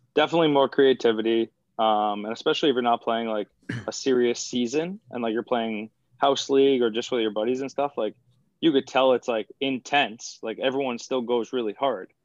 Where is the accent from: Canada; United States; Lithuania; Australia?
United States; Patchogue, New York; I'm from Patchogue, which is like the middle of Long Island.